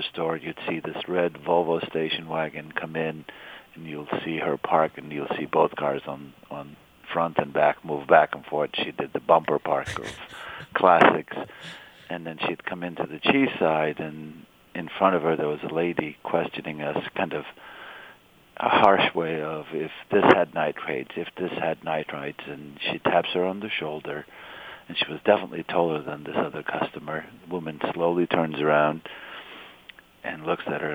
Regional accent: Istanbul, Turkey; moved away as an adult; also born or lived in California, United States; now in Boston, United States; I grew up in Istanbul

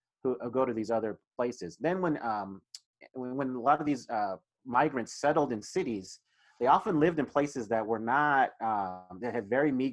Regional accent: Denver, Colorado, United States; moved away as an adult; Denver, Colorado, my hometown

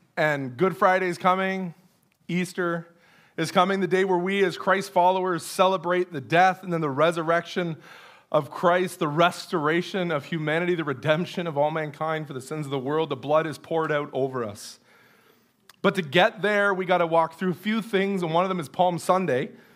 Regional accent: Canada; most of us being Canadian

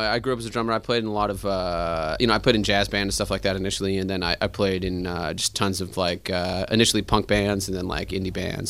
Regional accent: Bothell, Washington, United States; now in Los Angeles, United States; I grew up in Seattle, but I live in Los Angeles, California.

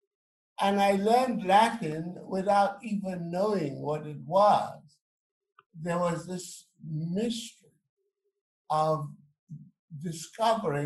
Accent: St. Lucia; I was born in St. Lucia

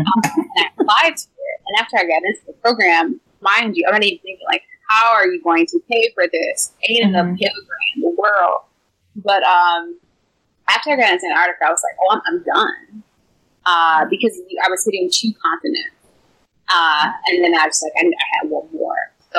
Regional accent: Texas, United States; I'm a Texan.

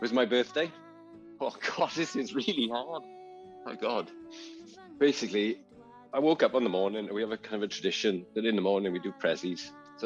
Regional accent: Wales, United Kingdom; now in Greystones, Ireland; I'm Welsh.

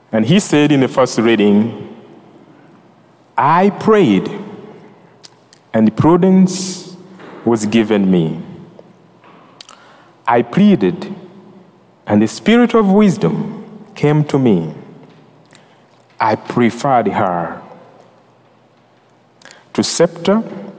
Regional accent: Uganda; also born or lived in New Jersey; now in Greensboro, United States; I'm from Uganda

